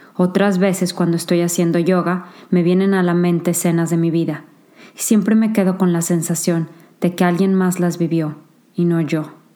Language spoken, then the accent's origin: Spanish; San Luis Potosí, Mexico; moved away as an adult; also born or lived in Monterrey, Mexico / Singapore; now in England; Nací en San Luis Potosí, México